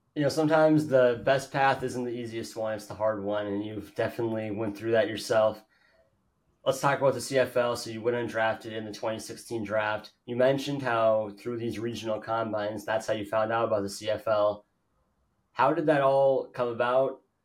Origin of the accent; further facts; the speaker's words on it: Fargo, North Dakota, United States; I grew up in Fargo.